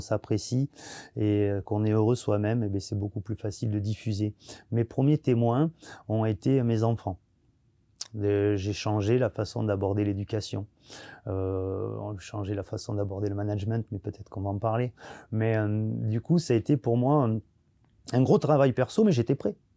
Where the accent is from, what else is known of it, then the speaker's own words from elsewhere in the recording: Arcachon Bay, Nouvelle-Aquitaine, France; moved away as an adult; also born or lived in Paris / Annecy; je viens du bassin d'Arcachon